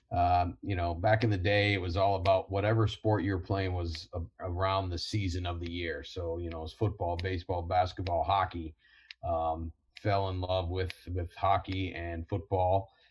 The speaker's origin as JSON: {"language": "English", "town": "Toledo", "region": "Ohio", "country": "United States", "tie": "born or raised there", "said": "growing up in Toledo, then uh, uh, University of Toledo, then Marine Corps"}